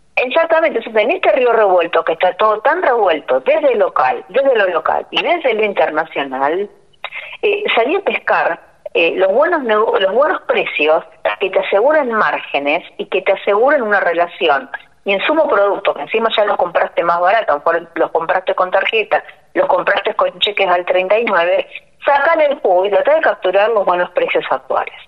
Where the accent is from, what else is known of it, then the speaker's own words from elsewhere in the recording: Leandro N. Alem, Misiones, Argentina; also born or lived in Posadas; Yo soy de Leandro de Nalén, que está a 24 kilómetros de Oberá